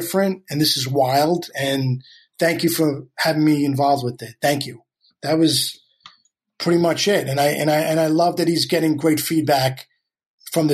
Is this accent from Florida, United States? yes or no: no; New York City, New York, United States; moved away as an adult; also born or lived in Astoria, Queens / Flushing, Queens; now in Los Angeles, United States; was really born and raised in Queens, and then moved out to LA in 06